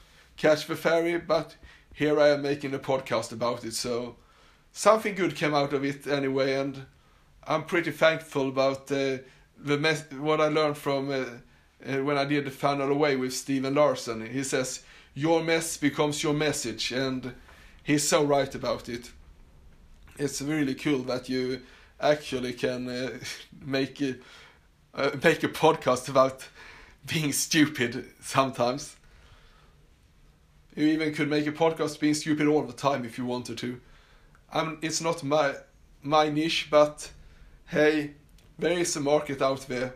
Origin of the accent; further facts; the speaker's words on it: Sweden; accent: Swedish; English is a second language; also born or lived in Australia; you could definitely hear that I was born and raised in Sweden